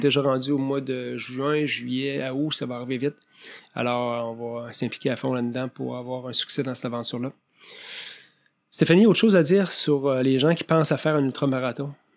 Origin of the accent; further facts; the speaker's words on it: Montmagny, Quebec, Canada; now in Montreal, Canada; J'ai grandi à Montmagny